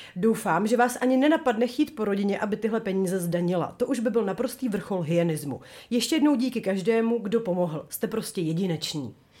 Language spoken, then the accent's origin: Czech; Bohemia, Czechia; my jsme skromné dívky z Čech